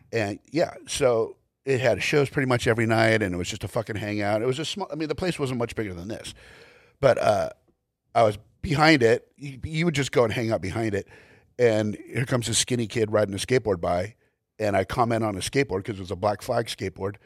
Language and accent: English; Glendale, California, United States; I was born in Glendale, California, went to school in Glendale, California, graduated from Glendale, California